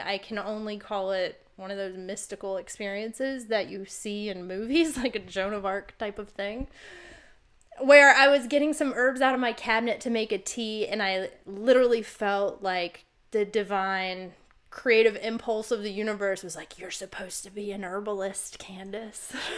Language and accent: English; Virginia, United States; moved away; also born or lived in Oregon / Arizona; I grew up in Virginia